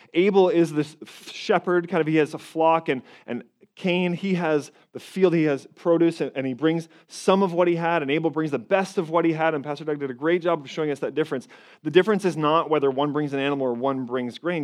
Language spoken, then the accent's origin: English; Toronto, Ontario, Canada; I'm from Canada, up in Toronto